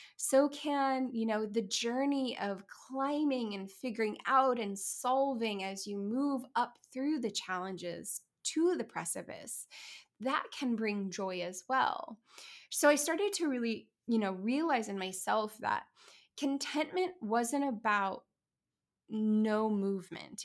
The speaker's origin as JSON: {"language": "English", "town": "Kansas City", "region": "Missouri", "country": "United States", "tie": "born or raised there", "said": "my hometown of Kansas City"}